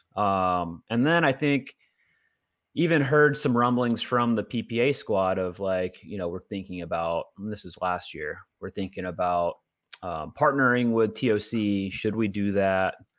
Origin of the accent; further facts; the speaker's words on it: Augusta, Georgia, United States; I was born in Augusta